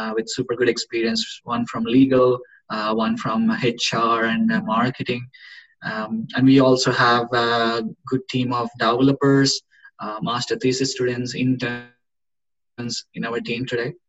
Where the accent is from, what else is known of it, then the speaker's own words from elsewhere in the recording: India; moved away as an adult; now in Gothenburg, Sweden; We are both from India. We came to Sweden like uh, five years ago for education